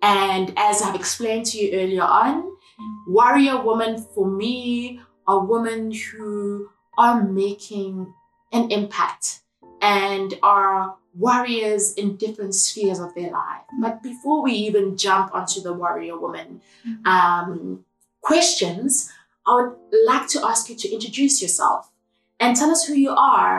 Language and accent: English; Durban, KwaZulu-Natal, South Africa; moved away; I'm in my hometown of Durban